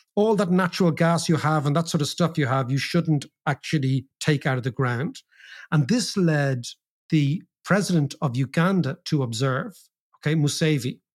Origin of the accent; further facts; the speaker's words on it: Ireland; as Irish people